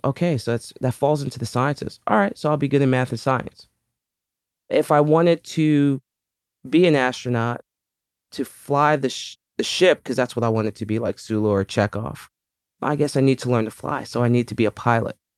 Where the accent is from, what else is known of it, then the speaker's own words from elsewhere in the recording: New York City, New York, United States; I was, uh, born and raised in the Bronx, New York